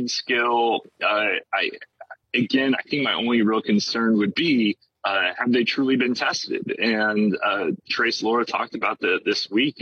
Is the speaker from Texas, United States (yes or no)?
yes; Arlington, Texas, United States; moved away as an adult; now in Lawton, United States; I'm originally from Arlington